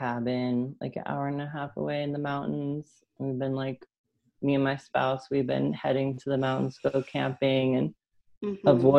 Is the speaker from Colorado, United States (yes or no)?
yes; Denver, Colorado, United States; my hometown, pretty much. I've been here since I was 7